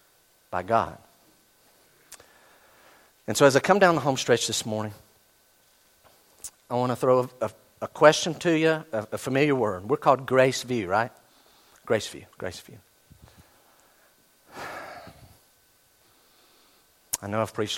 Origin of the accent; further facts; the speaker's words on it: United States; we're very American